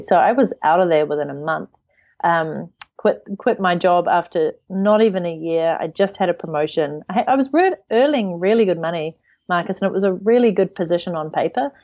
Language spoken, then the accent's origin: English; New Zealand; moved away; also born or lived in United Kingdom; I'm from New Zealand, but right now I live out of my suitcase.